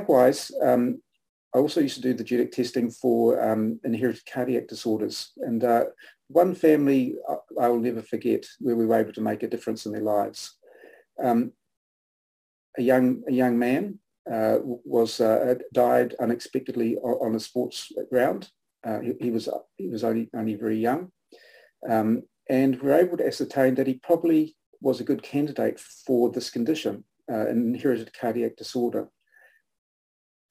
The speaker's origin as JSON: {"language": "English", "region": "Nelson", "country": "New Zealand", "tie": "born or raised there", "moved": "yes", "said": "the Nelson Evening Mail, which was where my parents, was my hometown"}